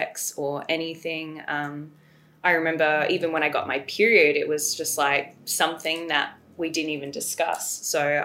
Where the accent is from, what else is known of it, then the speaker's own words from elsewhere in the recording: Australia; also born or lived in England; I was actually born in England, but I moved to Australia when I was like 2 years old